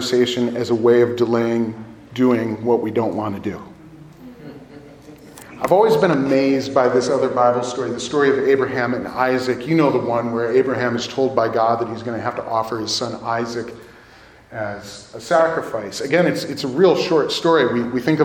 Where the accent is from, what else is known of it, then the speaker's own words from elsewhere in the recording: Downers Grove, Illinois, United States; my family, we're from Downers Grove.